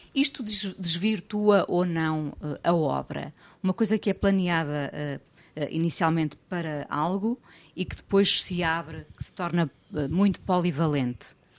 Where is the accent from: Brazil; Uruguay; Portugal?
Portugal; como portuguesa